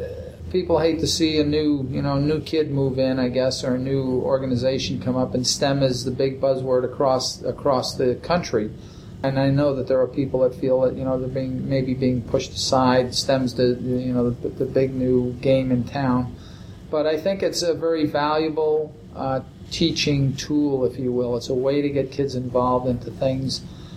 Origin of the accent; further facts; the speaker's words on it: East Coast, United States; I come from the East Coast, and I see long, long days.